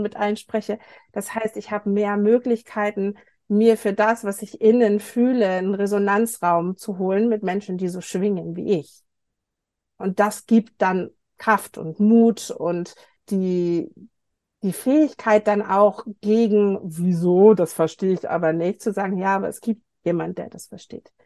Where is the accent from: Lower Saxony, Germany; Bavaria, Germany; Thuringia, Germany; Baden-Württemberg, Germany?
Lower Saxony, Germany; also born or lived in United States; now in Munich, Germany; Ich bin ein gebürtiges Nordlicht aus Niedersachsen